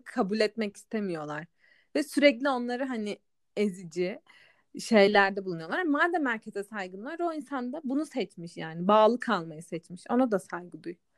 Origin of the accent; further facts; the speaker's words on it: Black Sea Region, Turkey; benim memleketim de Karadeniz'de kalıyor.